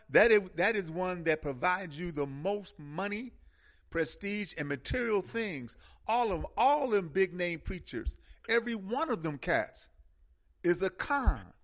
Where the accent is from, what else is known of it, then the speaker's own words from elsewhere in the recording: Milwaukee, Wisconsin, United States; I came from a beautiful beautiful uh, African centered community in Milwaukee